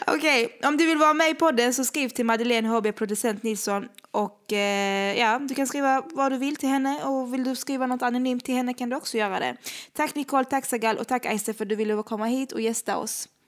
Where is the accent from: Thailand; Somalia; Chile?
Somalia; now in Sweden; För jag, jag kommer från Somalia.